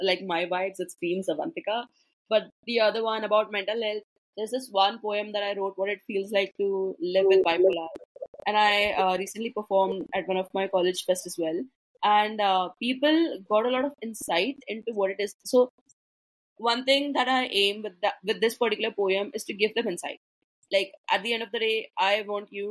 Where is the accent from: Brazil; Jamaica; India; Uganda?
India; also born or lived in Mumbai, India; I'm from India, and the Indian culture is not supportive of mental health